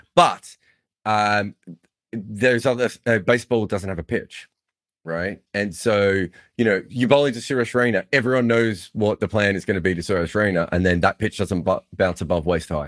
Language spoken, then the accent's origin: English; Victoria, Australia; I used to say I was from the Democratic Republic of Victoria